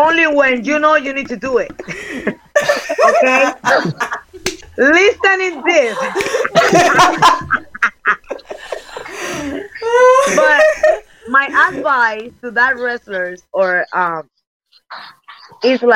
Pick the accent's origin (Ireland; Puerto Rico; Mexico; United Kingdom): Puerto Rico; English is a second language; also born or lived in Japan / United States; I'm came from Puerto Rico